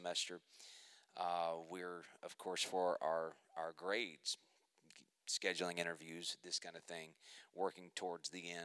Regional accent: Muskogee, Oklahoma, United States; I was born in Muskogee, Oklahoma. I was raised a preacher's kid

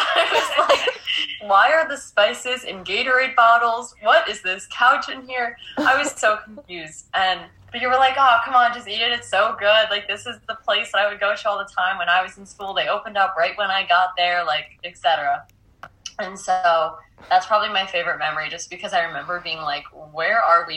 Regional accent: Long Island, New York, United States; We're from Long Island, currently recording from there

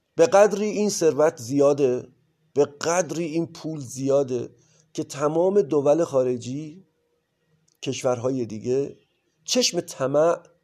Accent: Iran; ما در کشوری سرزمینی به نام ایران به دنیا اومدیم

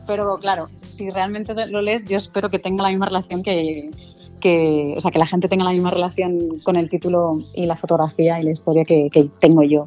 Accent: Barcelona, Catalonia, Spain; moved away as an adult; now in Madrid, Spain; yo sí soy de Barcelona, pero hace, bueno, yo creo que ya 11, 12 años que estoy aquí en Madrid

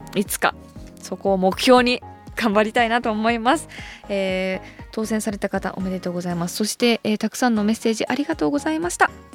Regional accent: Hokkaido, Japan; moved away; 私北海道出身

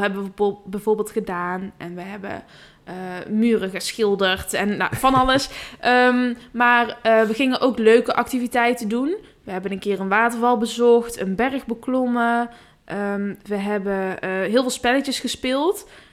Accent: Netherlands; En dan zit je daar als Nederlander met je, met je, met je witte hoofd

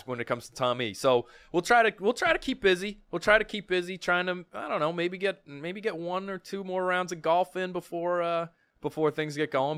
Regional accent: Milton, Massachusetts, United States; I grew up in Milton. I s, still live close by.

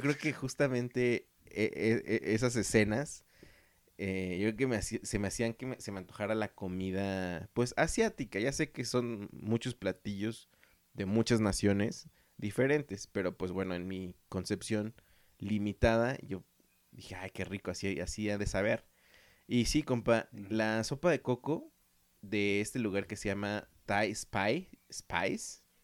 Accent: Mexico; also born or lived in Guadalajara, Jalisco; somos mexicanos

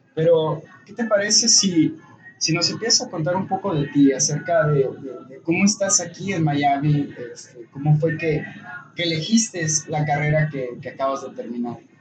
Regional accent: Bogotá, Colombia; Yo soy de Bogotá, la capital.

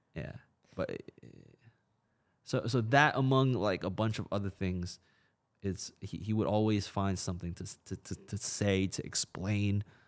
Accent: China; now in United States; I was born in China

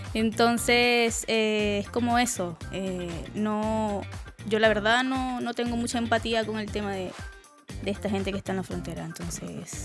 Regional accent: Venezuela; now in Chile; me fui de Venezuela

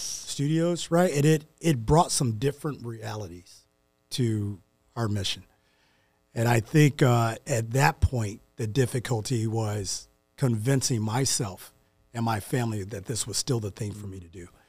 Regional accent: St. Louis, Missouri, United States; moved away; growing up in Saint Louis

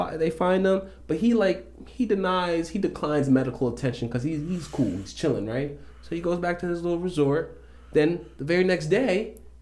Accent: New York, United States; I grew up in New York, but I also grew up upstate New York.

